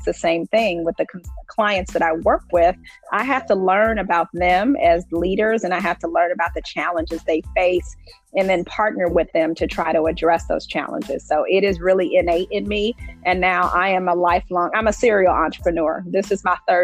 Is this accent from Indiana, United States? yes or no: yes; Indianapolis, Indiana, United States; I am a native of Indianapolis. So I grew up here in Indianapolis in the Butler Tarkington neighborhood.